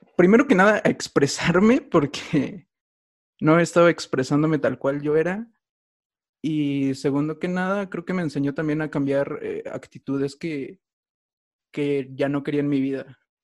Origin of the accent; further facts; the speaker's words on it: Mexico City, Mexico; soy de México, eh, de Tláhuac